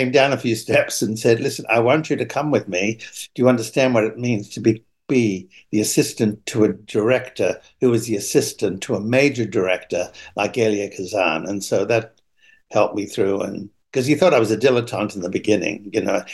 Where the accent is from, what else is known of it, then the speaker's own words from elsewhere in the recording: Sydney, New South Wales, Australia; moved away; also born or lived in New York; I grew up first in Sydney, Australia